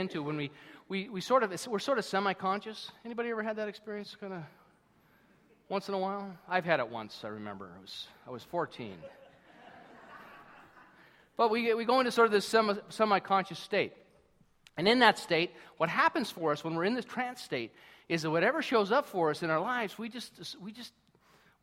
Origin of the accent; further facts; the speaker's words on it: United States; now in Canada; being American